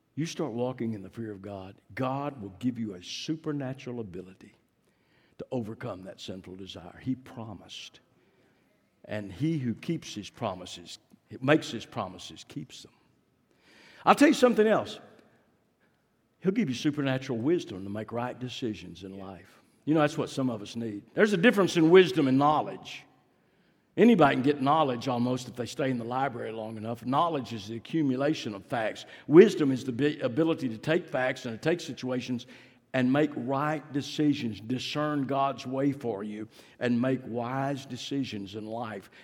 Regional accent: Fort Worth, Texas, United States; I grew up in Fort Worth, East Fort Worth.

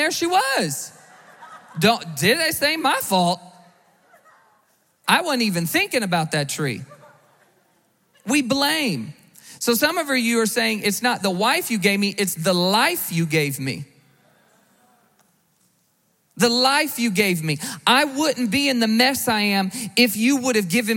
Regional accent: the South, United States; I grew up in the South.

